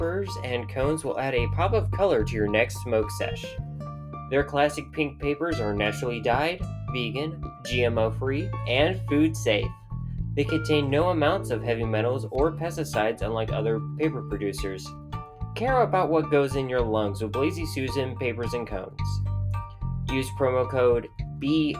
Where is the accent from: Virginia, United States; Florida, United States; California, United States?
Virginia, United States; moved away; When I was growing up in Virginia, you could literally go to the beaches and find fossils